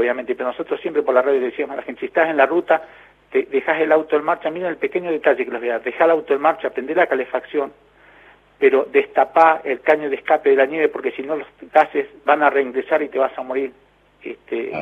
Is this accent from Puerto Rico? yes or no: no; Río Turbio, Santa Cruz, Argentina; la radio de mi pueblo